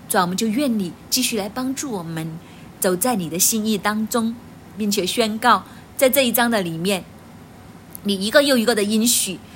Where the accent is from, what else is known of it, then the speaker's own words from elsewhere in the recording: China; 我们中国人